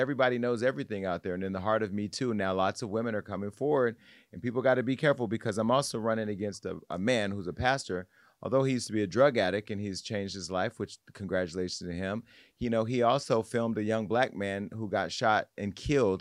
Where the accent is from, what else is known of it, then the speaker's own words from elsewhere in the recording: Stockton, California, United States; my little cousin who I grew up with on Scribner Street on the South Side